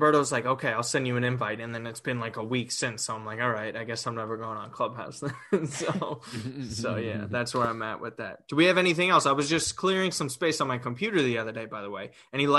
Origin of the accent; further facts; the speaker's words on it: New York, United States; I'm from New York. I haven't been to Italy.